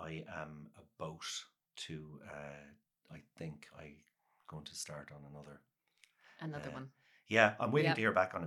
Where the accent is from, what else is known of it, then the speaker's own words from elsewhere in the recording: Cork, Munster, Ireland; accent: Cork; also born or lived in Los Angeles; now in Dublin, Ireland; my normal Cork accent